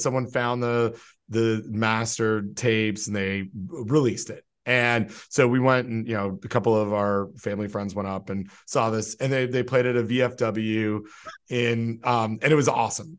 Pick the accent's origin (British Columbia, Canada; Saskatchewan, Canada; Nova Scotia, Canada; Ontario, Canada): Ontario, Canada; Toronto; moved away; I'm from Toronto and I'm still very much a Toronto sports fan.